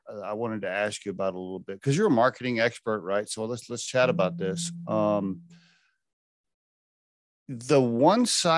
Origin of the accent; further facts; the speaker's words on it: Oklahoma, United States; I grew up in Oklahoma